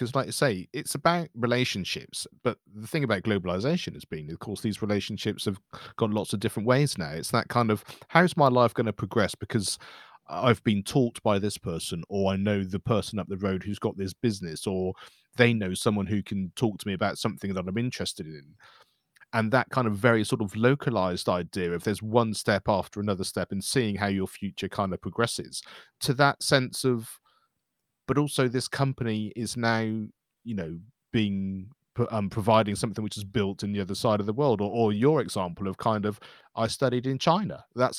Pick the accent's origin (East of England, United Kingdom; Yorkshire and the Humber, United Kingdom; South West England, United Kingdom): South West England, United Kingdom; I grew up in the West Country here in England, you know, and it was very much a mining town.